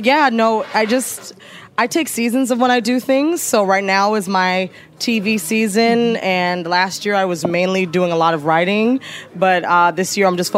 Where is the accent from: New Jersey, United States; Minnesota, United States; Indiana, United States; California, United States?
New Jersey, United States; Teaneck; moved away; also born or lived in Chicago; I'm from Teaneck, New Jersey, which is a very, very small town right next to Harlem, New York, right off the bridge.